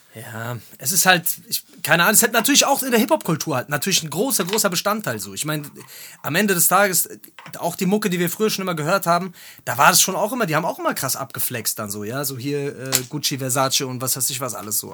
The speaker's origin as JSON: {"language": "German", "country": "Germany", "said": "als Deutscher"}